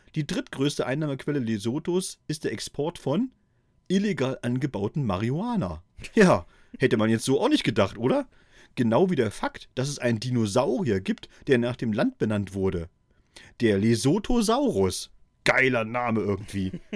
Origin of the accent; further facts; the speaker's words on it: East Germany, Germany; in meiner Kindheit in der DDR